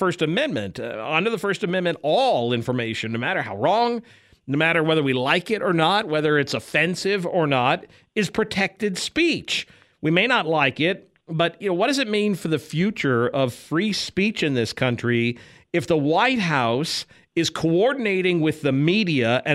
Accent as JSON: {"language": "English", "region": "California", "country": "United States", "tie": "born or raised there", "said": "I was born and raised in California as well"}